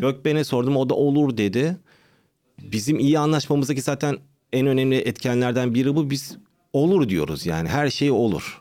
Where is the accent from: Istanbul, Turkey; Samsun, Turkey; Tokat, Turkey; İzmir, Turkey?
Istanbul, Turkey; Doğma büyüme İstanbul. Anne baba, işte Sinop.